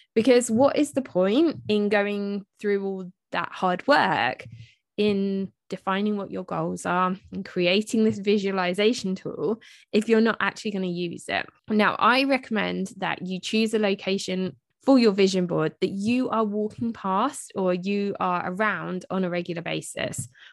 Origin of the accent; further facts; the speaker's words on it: United Kingdom; I'm British, so we spell it M U M, not M O M.